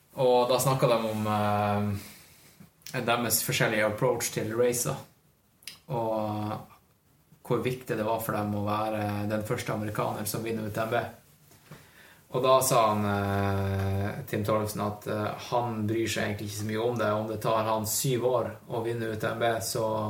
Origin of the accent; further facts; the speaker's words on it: Northern Norway, Norway; now in Oslo, Norway; Jeg føler meg som nordlending